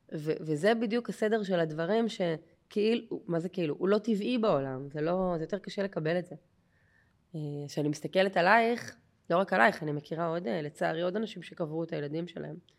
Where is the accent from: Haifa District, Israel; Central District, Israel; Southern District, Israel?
Haifa District, Israel; Haifa Bay suburbs; moved away; אני מהקריות במקור